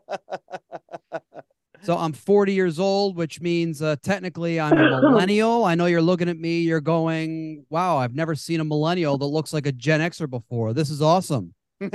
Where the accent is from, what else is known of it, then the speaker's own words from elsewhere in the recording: Baltimore, Maryland, United States; He and I were both born and raised in Baltimore, Maryland